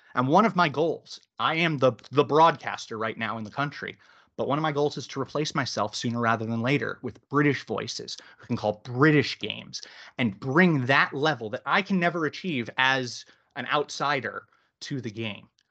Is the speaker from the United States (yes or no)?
yes; Boston, Massachusetts, United States; moved away as an adult; now in United Kingdom; I grew up in Boston